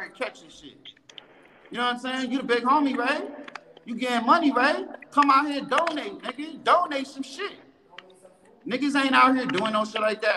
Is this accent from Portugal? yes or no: no; New York City, New York, United States; I'm born and raised in Bronx